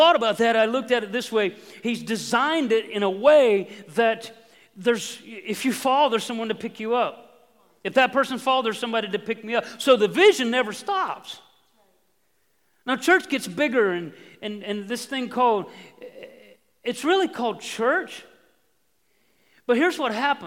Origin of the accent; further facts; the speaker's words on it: United States; moved away as an adult; also born or lived in Ohio; this is my hometown. I grew up here, but that was home for 17 years